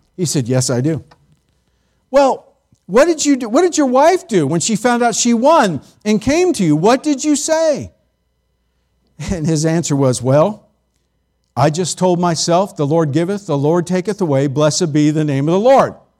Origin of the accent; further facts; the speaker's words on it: United States; we as American Christians